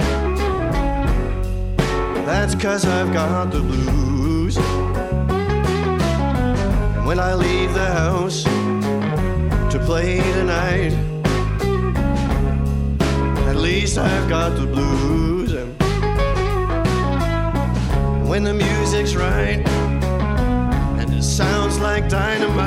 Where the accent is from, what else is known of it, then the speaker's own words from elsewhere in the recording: Montreal, Quebec, Canada; I'm from Montreal, but I'm in New York right now